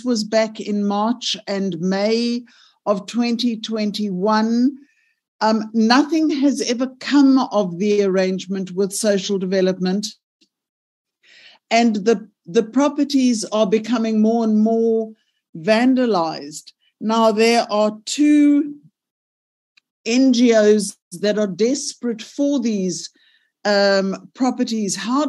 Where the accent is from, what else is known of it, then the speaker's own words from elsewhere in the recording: Gauteng, South Africa; I am from Gauteng